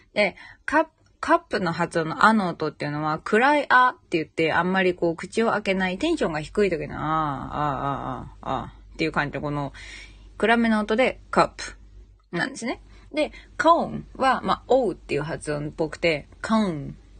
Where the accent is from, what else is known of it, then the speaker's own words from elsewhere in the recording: Saitama, Japan; moved away as an adult; now in Cairns, Australia; 埼玉県民